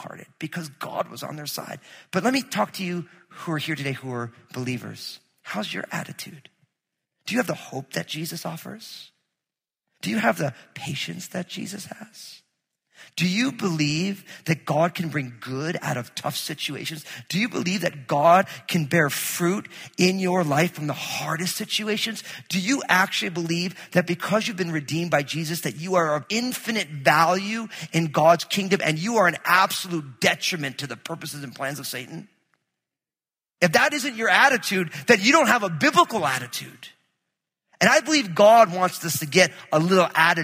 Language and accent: English; New Jersey, United States; I grew up in New Jersey